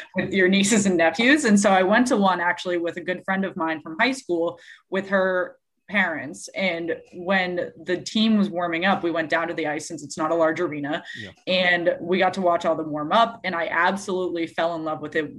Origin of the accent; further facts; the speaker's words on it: Massachusetts, United States; I grew up in Massachusetts